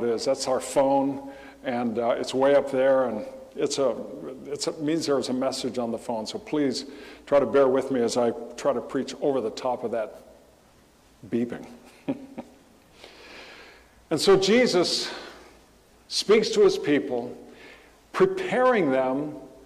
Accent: Southern California, United States; growing up in Southern California

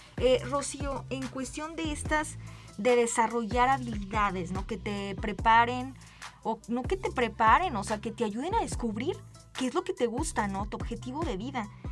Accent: San Luis Potosí, Mexico; cómo fuimos educados siendo mexicanos, siendo potosinos

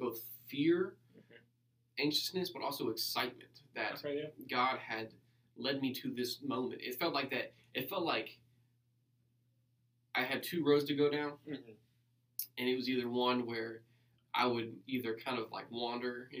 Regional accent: Louisville, Kentucky, United States; moved away as an adult; also born or lived in Grayson, Kentucky; now in Gallipolis, United States; I'm originally from Louisville

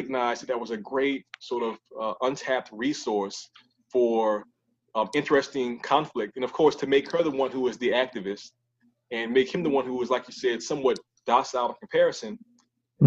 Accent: New Orleans, Louisiana, United States; my hometown, New Orleans

